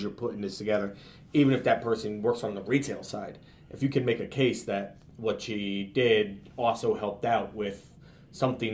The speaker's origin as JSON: {"language": "English", "town": "Easton", "region": "Pennsylvania", "country": "United States", "tie": "born or raised there", "also_born_or_lived": "Portland, Connecticut / Carmel, New York / Plattsburgh, New York", "moved": "yes", "lives_now": "New York City, United States", "said": "I'm from originally from Easton, Pennsylvania, eastern part of Pennsylvania called Easton"}